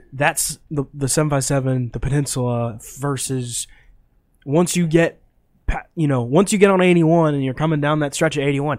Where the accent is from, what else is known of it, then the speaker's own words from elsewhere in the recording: Bay Rivers District, Virginia, United States; I'm from the Bay Rivers District.